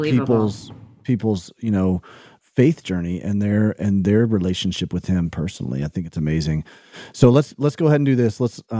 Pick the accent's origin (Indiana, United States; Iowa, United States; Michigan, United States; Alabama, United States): Alabama, United States; I grew up in Alabama.